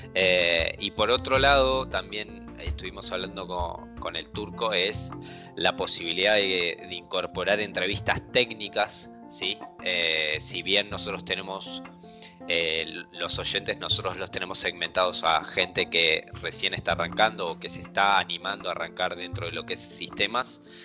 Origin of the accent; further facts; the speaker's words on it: Argentina; nosotros dos somos de Argentina